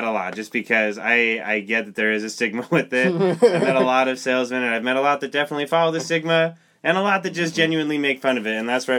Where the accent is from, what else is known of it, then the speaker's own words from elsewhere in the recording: Lindon, Utah, United States; I'm from the city of Dreams, Linden, Utah.